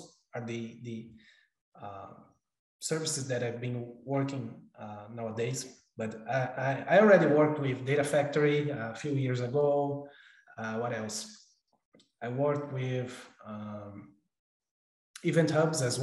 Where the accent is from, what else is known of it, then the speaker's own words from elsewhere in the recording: São Paulo, Brazil; moved away as an adult; also born or lived in Auckland, New Zealand; now in United States; I'm originally from Brazil, São Paulo, Brazil, actually. But I've been living in the U.S. almost 3 years